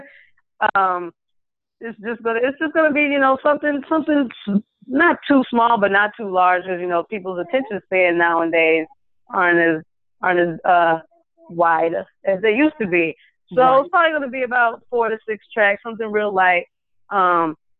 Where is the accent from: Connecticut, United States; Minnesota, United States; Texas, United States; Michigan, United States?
Michigan, United States; Lansing; moved away as an adult; also born or lived in Detroit, Michigan; now in Dallas-Fort Worth, United States; I'm originally from Lansing, Michigan